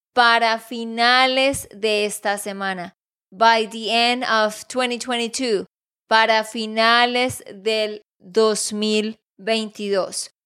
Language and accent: Spanish; Santander, Colombia; de Santander, Colombia